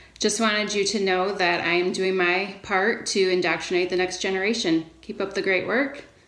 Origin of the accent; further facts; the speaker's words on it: Brighton, Michigan, United States; I'm from Brighton, Michigan.